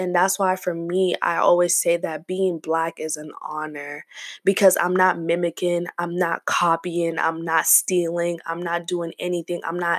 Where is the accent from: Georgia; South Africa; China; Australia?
South Africa; also born or lived in Zambia; I'm from South Africa. My parents, I was born in Zambia, so technically I'm Zambian, but I still refer to myself as South African.